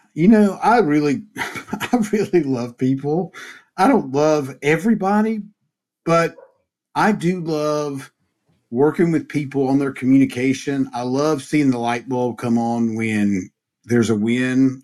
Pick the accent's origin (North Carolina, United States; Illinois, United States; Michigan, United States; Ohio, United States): North Carolina, United States; Mount Airy; growing up in Mayberry